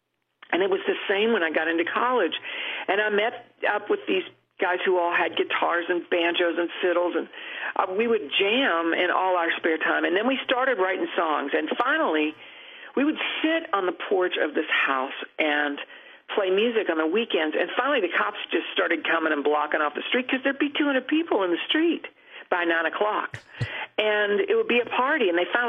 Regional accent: Cross Lanes, West Virginia, United States; Yes, my hometown was named for the stoplight. It was our most prominent feature. We were very proud of our stoplight.

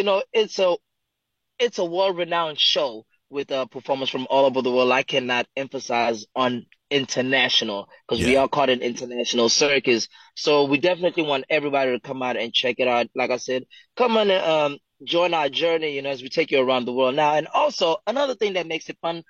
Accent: Johannesburg, Gauteng, South Africa; moved away; also born or lived in Pretoria; I'm originally from South Africa. I'm born in Pretoria, raised in Johannesburg

